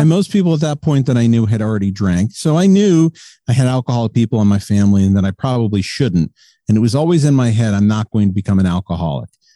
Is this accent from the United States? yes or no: yes; South Windsor, Connecticut, United States; I'm from South Windsor, Connecticut. It's just outside of Hartford. So I'm an East Coast guy